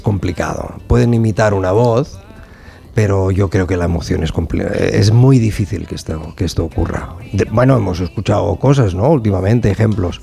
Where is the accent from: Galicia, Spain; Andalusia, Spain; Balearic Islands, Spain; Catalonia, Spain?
Catalonia, Spain; Sabadell; yo soy de Sabadell